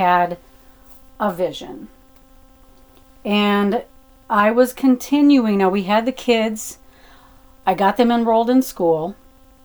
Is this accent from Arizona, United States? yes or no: yes; Arizona, United States; moved away as an adult; It's my kind of my hometown type of thing